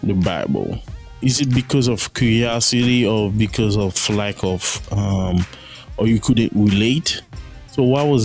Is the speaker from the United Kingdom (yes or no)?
no; Haiti; I grew up in Haiti, I'm Haitian